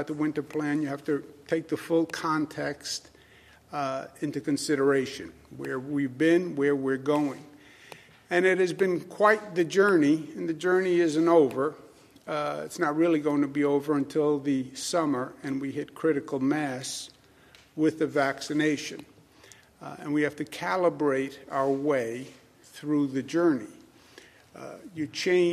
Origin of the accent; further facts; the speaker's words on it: New York, United States; I'm from New York. We speak quickly.